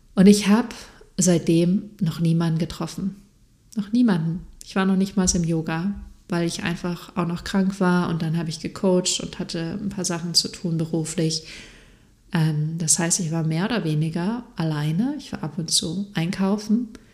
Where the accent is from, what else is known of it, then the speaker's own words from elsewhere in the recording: Freiburg, Baden-Württemberg, Germany; moved away as an adult; now in Munich, Germany; Freiburg ist eine sehr, sehr schöne Stadt. Ich liebe die auch sehr und es wird immer mein, meine Heimat sein.